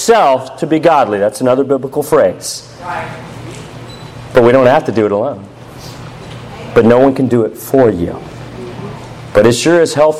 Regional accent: United States; as an American, not speaking a lick of Russian

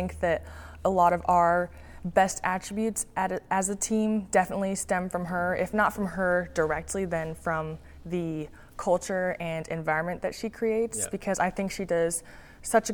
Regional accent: Bellevue, Washington, United States; I'm from Seattle, I'm really from Bellevue

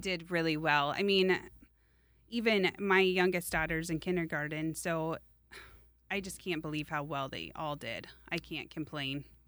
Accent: Des Moines, Iowa, United States; I grew up in Des Moines

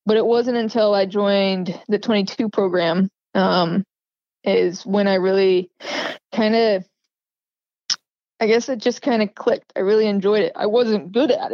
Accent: Groveland, California, United States; I grew up in Tuolumne County in a small town called Groveland. It's in California, Northern California.

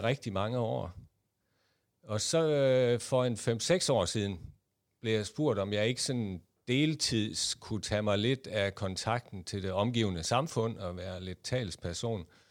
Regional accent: Jutland, Denmark; accent: Jutlandic; moved away as an adult; also born or lived in Copenhagen area; now in Copenhagen, Denmark; I kan måske høre på min accent, at jeg er født og opvokset i Jylland

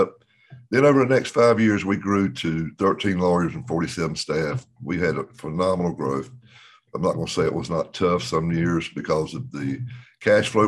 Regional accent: Dunn, North Carolina, United States; my hometown, a little town with 10,000 people at Dunn, North Carolina

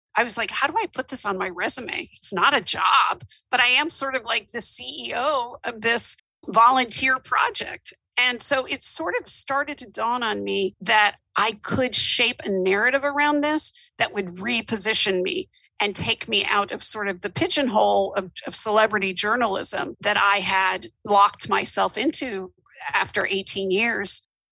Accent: Atlanta, Georgia, United States; also born or lived in New York; now in Memphis, United States; I grew up in Atlanta, Georgia

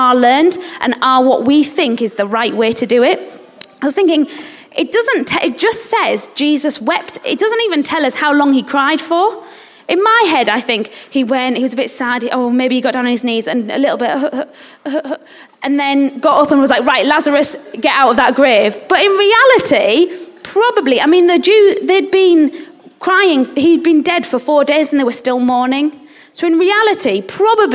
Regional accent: England, United Kingdom; also born or lived in Uganda; in England we're really, really, or as British people, we're really reserved

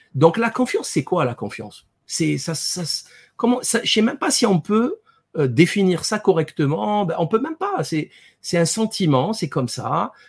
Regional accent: France; en tant que Français

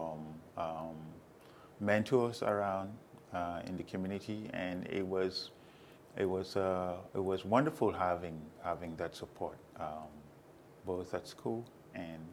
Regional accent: Cameroon; moved away as an adult; now in United States; I am from Cameroon, and I have been here in the United States since 1999.

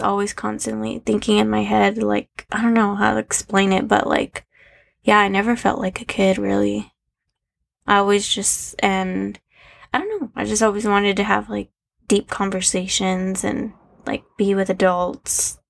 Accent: Arizona, United States; I was born and raised in Arizona

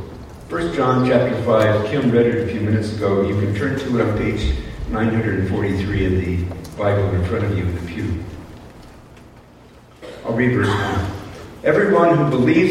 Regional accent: United States; moved away; I'm an American, unless my accent betrays

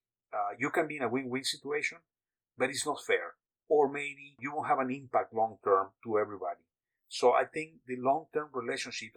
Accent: Mexico; I was born in Mexico

